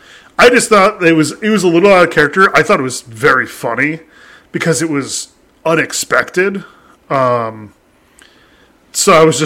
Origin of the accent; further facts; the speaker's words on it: Australia; See, I know that because I'm native Australian.